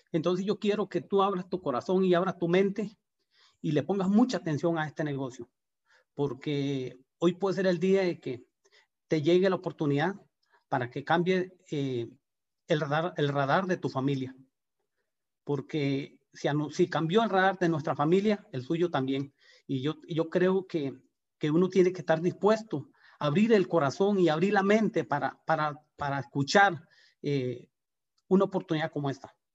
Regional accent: Guanacaste, Costa Rica; De verdad que nosotros eh, venimos de Guanacaste con, con, con unas ganas de, trabajar como, como todo el mundo, buscando trabajo

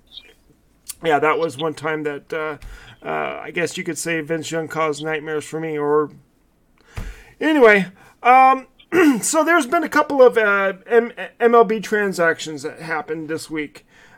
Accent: Southern California, United States; I'm a homer from Southern California.

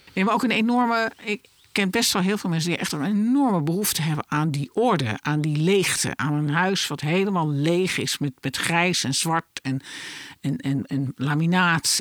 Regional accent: Netherlands; wij als Nederlander

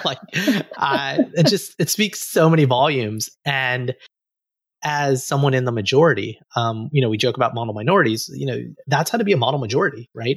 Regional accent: Alabama, United States; I grew up in Alabama

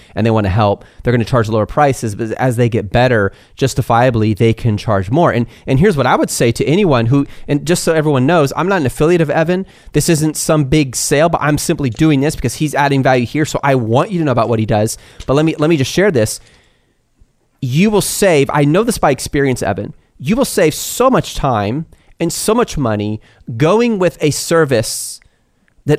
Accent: United States; I'm an American

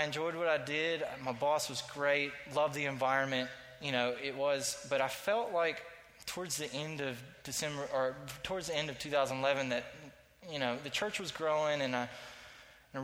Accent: Statesboro, Georgia, United States; I grew up in Statesboro, Georgia

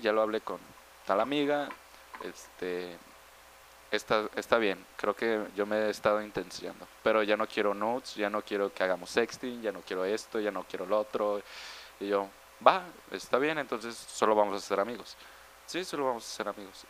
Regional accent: Mexico

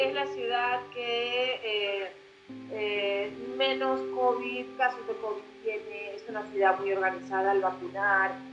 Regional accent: La Guajira, Colombia; also born or lived in Europe; now in Bogotá, Colombia; yo soy del Caribe, yo soy de La Guajira

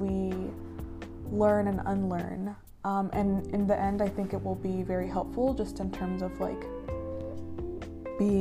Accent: United States; I was born here in the United States

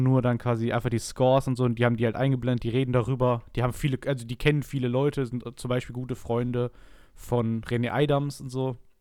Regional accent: Essen, North Rhine-Westphalia, Germany; ich komme aus Essen

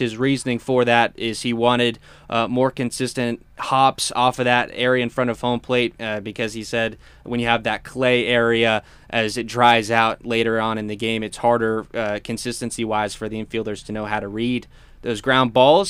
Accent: Clearwater, Florida, United States; moved away; Clearwater, my hometown

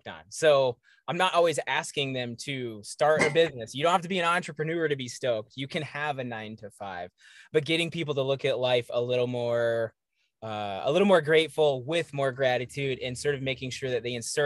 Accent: Johnson City, Tennessee, United States; moved away; I'm from the South. I'm from East Tennessee, Johnson City, Tennessee

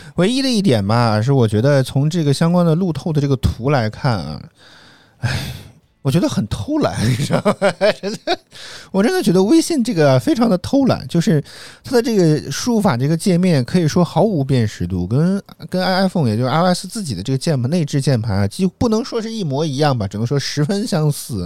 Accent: Guangdong, China; 作为一个广东人都觉得太麻烦了

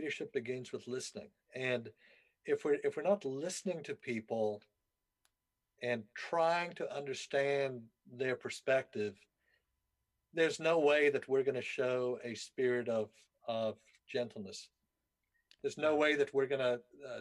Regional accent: South Africa; moved away; I grew up in South Africa.

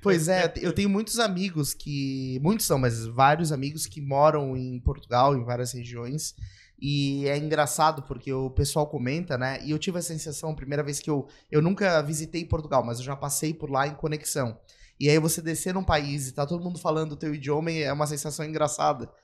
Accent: Brazil; eu, como brasileiro

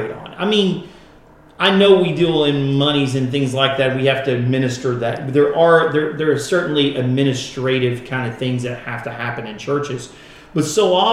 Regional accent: United States; as American Christians

